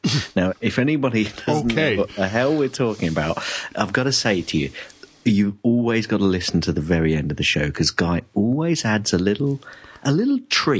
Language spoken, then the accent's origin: English; United Kingdom; I'm still British.